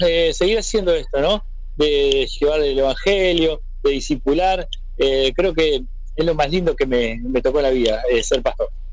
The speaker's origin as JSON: {"language": "Spanish", "region": "Montevideo", "country": "Uruguay", "tie": "born or raised there", "said": "es el cerro de Montevideo, es mi barrio donde yo nací"}